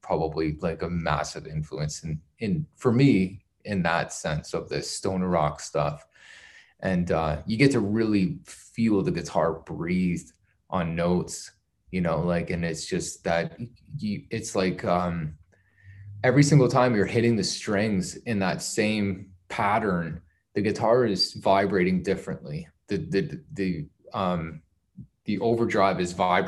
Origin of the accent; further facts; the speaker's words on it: Canada; growing up in Canada